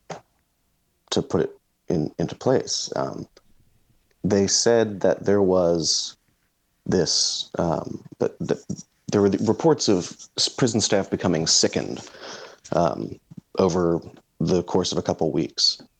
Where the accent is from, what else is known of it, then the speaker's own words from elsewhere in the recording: Philadelphia, Pennsylvania, United States; I'm from Philadelphia